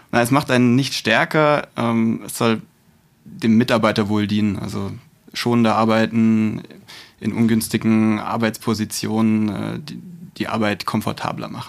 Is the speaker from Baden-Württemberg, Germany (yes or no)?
yes; Stuttgart, Baden-Württemberg, Germany; born there; bin gebürtiger Stuttgarter, ähm, das heißt Kind des Südens, wird man an der einen oder anderen Stelle wahrscheinlich auch merken.